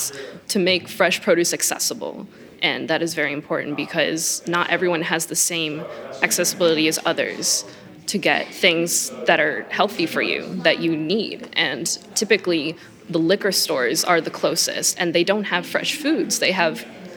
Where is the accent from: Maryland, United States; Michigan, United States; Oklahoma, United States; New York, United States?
Michigan, United States; Westland; I'm from Westland, Michigan